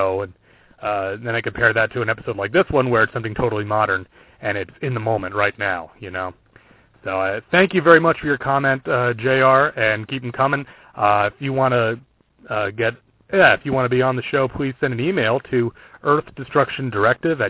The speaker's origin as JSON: {"language": "English", "town": "Brewster", "region": "New York", "country": "United States", "tie": "born or raised there", "said": "my local library growing up in the small town of Brewster, New York"}